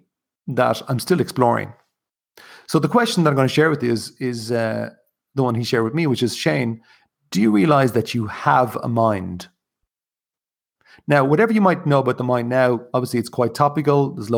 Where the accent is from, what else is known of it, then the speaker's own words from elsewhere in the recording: County Kilkenny, Ireland; also born or lived in Dublin, Ireland (born); now in Wicklow, Ireland; I'm originally from County Kilkenny, which is in the southeast.